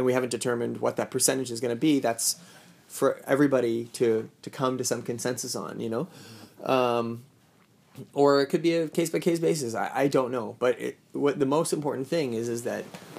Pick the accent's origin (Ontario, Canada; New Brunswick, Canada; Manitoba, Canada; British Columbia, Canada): New Brunswick, Canada; Saint John; I'm from St. John. I would like to be close to my family there as well